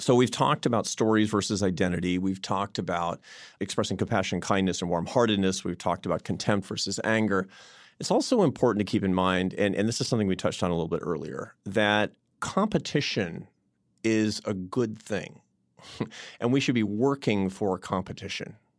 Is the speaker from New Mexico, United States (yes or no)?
no; Seattle, Washington, United States; moved away; I was in Seattle, my hometown